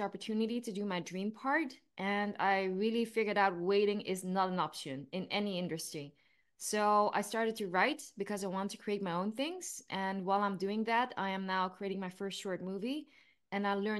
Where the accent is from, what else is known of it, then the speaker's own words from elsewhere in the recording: Eindhoven, North Brabant, Netherlands; moved away as an adult; also born or lived in New York; I am from a southern town in the Netherlands called Eindhoven.